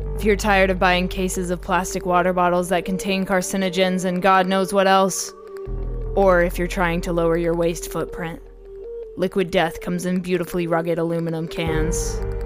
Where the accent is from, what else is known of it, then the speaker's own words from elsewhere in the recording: Oklahoma City, Oklahoma, United States; moved away; I'm from Oklahoma City originally